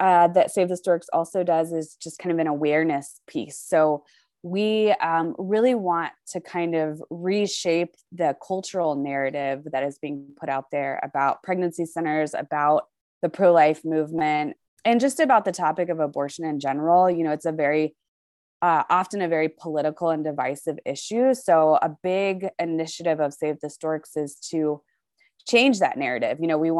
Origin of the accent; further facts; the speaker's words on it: Charlotte, North Carolina, United States; moved away as an adult; now in Colorado Springs, United States; So I'm originally from Charlotte, North Carolina. So we're actually both in North Carolina today.